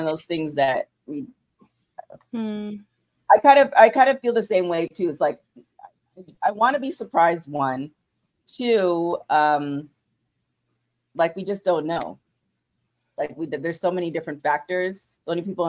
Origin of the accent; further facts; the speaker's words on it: Canada; I'm Canadian, so Thanksgiving is in October